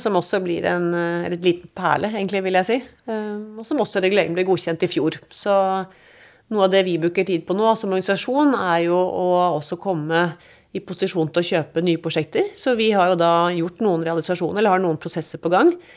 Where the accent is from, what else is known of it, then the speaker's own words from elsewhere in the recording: Oslo, Norway; also born or lived in London / Munich; nå skal vi flytte der vi skal være så lenge Ida går på skolen, og da også lillesøster Vibeke. Og det ble Oslo